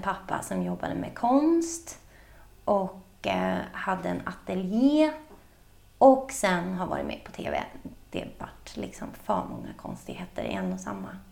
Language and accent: Swedish; Storvreta, Uppsala County, Sweden; jag växte upp i Storvreta som ligger utanför Uppsala